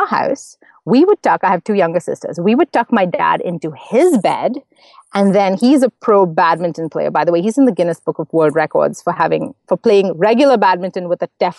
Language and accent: English; Mumbai, Maharashtra, India; first language English; now in Montreal, Canada; So I grew up in Mumbai, in case anyone's wondering about my accent. I live in Montreal now, but I grew up in Mumbai. English is my first language, actually. I speak four.